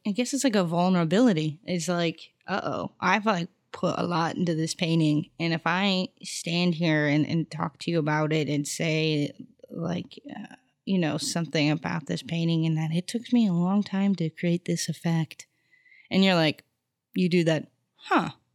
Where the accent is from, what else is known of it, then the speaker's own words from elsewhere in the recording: Arizona, United States; moved away as an adult; also born or lived in Houston, Texas; now in Los Angeles, United States; I was really, like, raised in Arizona